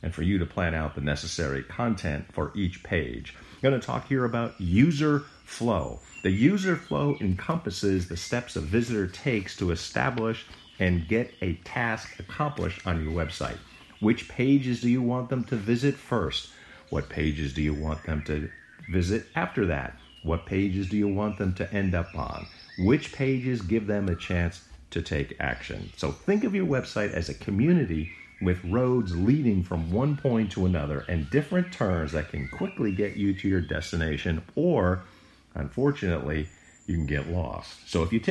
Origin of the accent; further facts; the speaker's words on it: United States; growing up near New York City